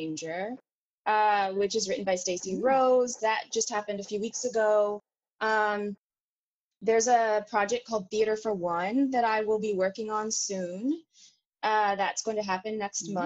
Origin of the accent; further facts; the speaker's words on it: Houston, Texas, United States; moved away; I'm going to be directing my first show at home. I'm from Houston